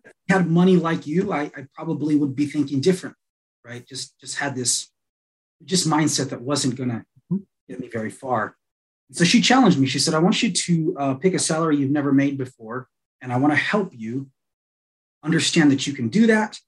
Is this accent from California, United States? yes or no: yes; Los Angeles, California, United States; moved away as an adult; also born or lived in Colorado Springs, Colorado; now in Colorado, United States; originally I'm from Los Angeles. So I came out here to Colorado